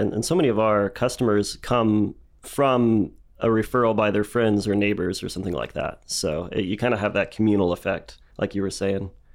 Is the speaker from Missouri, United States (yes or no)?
no; Dallas, Texas, United States; moved away as an adult; now in Lubbock, United States; I grew up in Dallas